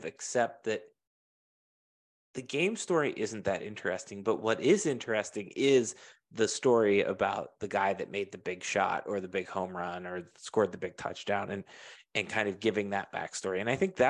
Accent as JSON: {"language": "English", "town": "Pittsburgh", "region": "Pennsylvania", "country": "United States", "tie": "born or raised there", "said": "that era of growing up in Pittsburgh sportsdom"}